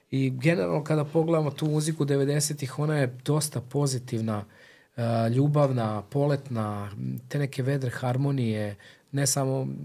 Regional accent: Belgrade, Serbia; mi smo kao klinci sa Čubore

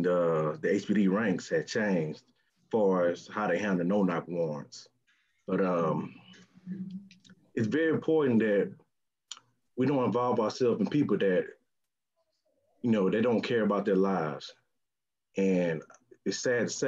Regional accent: Houston, Texas, United States; I'm from Houston

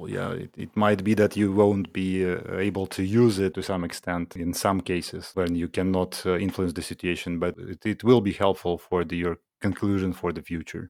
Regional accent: Ukraine

